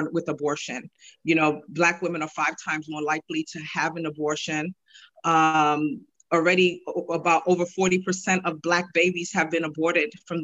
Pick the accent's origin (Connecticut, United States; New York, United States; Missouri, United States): New York, United States; New York City; I'm from New York City